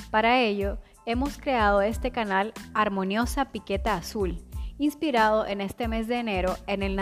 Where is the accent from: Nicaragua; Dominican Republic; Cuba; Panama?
Nicaragua; soy la directora de la Dirección Nacional de Arqueología del Instituto Nicaragüense de Cultura